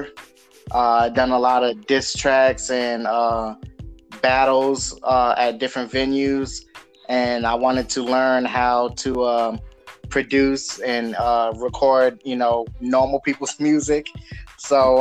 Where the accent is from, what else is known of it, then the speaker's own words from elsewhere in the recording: Providence, Rhode Island, United States; moved away; also born or lived in Washington, District of Columbia, United States; I'm from Providence, Rhode Island. I moved to DC, and that's when I started the music thing.